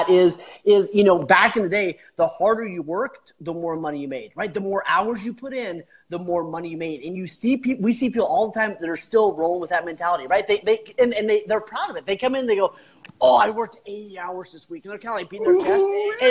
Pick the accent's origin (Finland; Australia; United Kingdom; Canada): Canada; also born or lived in Kansas / Alaska; I grew up in born in Kansas. Grew up in Canada. 10 years in Alaska.